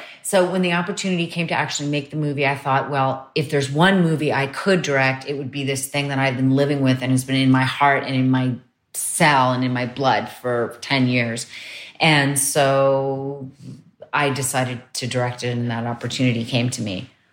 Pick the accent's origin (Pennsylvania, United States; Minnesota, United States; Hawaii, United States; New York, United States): New York, United States; also born or lived in Croton-on-Hudson; I grew up mostly in Manhattan